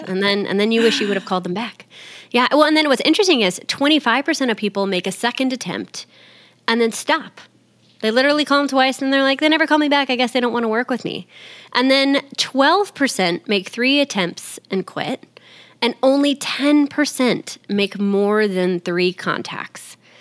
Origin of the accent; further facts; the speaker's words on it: Texas, United States; I'm from Texas.